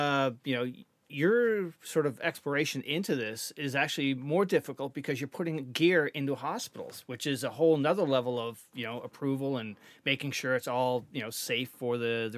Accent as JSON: {"language": "English", "region": "Newfoundland and Labrador", "country": "Canada", "moved": "yes", "lives_now": "Connecticut, United States", "said": "So I'm from Newfoundland."}